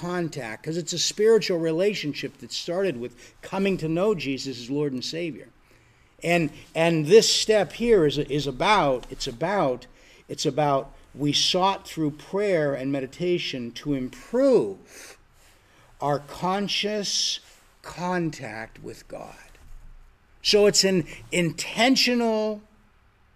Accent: Erie, Pennsylvania, United States; moved away as an adult; also born or lived in Florida; I'm from Erie, Pennsylvania, but I went to school in Florida

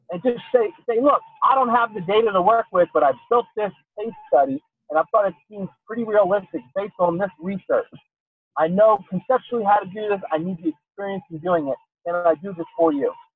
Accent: Pottstown, Pennsylvania, United States; my hometown, which is a terrible little place

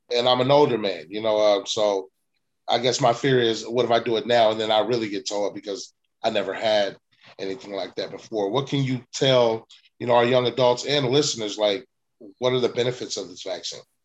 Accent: West Coast, United States; we're we're from the West Coast

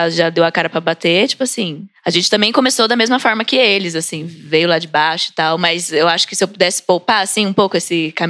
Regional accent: Brazil; eu sou brasileira mesmo

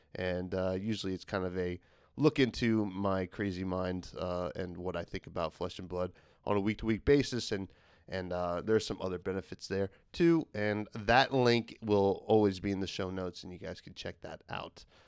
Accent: United States; as an American

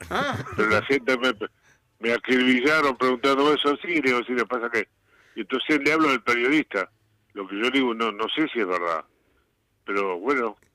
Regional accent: Uruguay; now in Argentina; Claro, cuando vinimos de Uruguay, este tocábamos salíamos de grupo, digo, los …, y llegamos acá y querían un grupo en Argentina

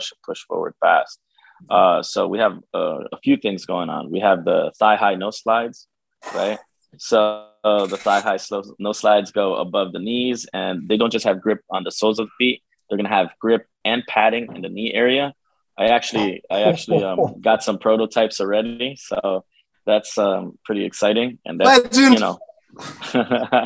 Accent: Peru; now in Union, New Jersey, United States; I was born in Peru, South America

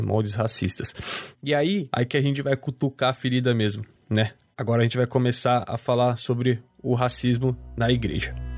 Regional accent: Campinas, São Paulo, Brazil; Porque eu sou campineiro

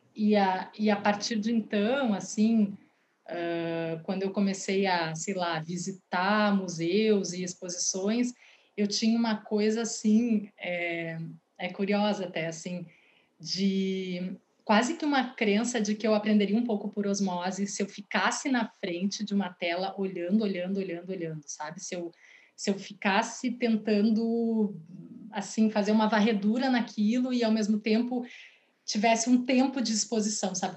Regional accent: Porto Alegre, Rio Grande do Sul, Brazil; also born or lived in Rio de Janeiro / Maceió / São Paulo; eu moro em Porto Alegre, sou do Rio de Janeiro, morei em Maceió também quando pequena, é, e vim para cá bem pequena, com quase quatro anos.

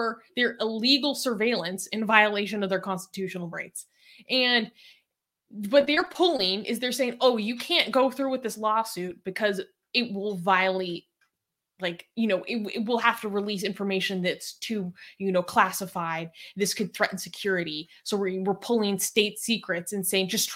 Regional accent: United States; as an American

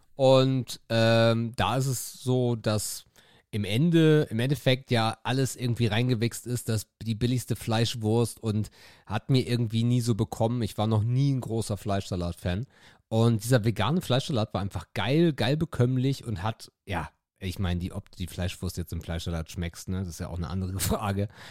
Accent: Northern Germany, Germany; Ich bin Norddeutscher

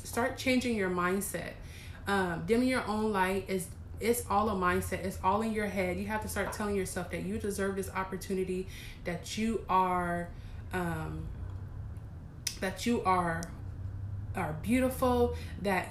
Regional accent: East Coast, United States; moved away; I was raised in the East Coast

